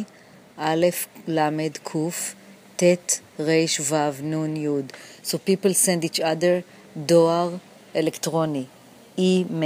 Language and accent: English; Jerusalem, Jerusalem District, Israel; also born or lived in New York City; now in New York, United States; I was born in Jerusalem